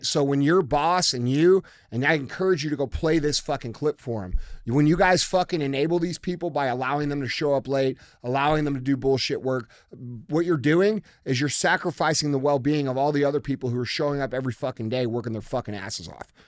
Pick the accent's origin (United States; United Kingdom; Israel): United States; as American citizens